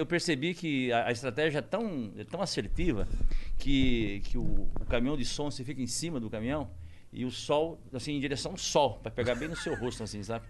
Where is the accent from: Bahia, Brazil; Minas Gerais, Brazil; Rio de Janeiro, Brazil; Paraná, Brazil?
Paraná, Brazil; Corbélia; born or raised there; now in São Paulo, Brazil